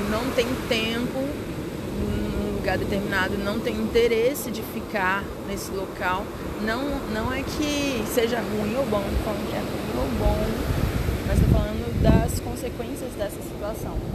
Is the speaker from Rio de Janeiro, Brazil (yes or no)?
no; Brasília, Federal District, Brazil; Eu sou brasiliense e eu gosto de terra seca, né? É o que eu tô acostumada.